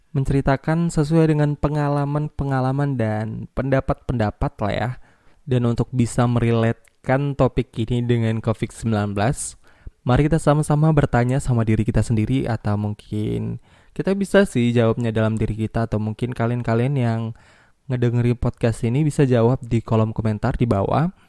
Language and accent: Indonesian; Medan, North Sumatra, Indonesia; accent: Medan; Karena kebetulan aku lahir dan besar di Medan ya walaupun nggak Medan-Medan kali sih.